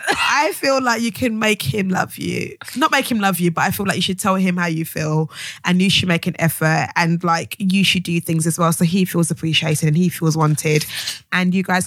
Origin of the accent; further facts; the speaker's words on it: Jamaica; I'm Jamaican, but I understand.